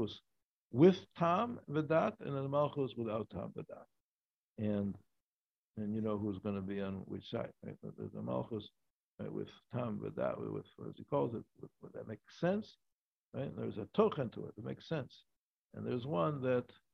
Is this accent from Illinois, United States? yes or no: yes; Chicago, Illinois, United States; moved away; I come from Chicago. He's a big sports town